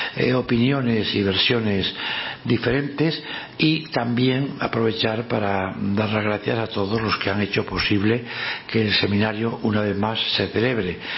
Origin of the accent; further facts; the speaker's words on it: Spain; como español siempre he sentido pues un gran orgullo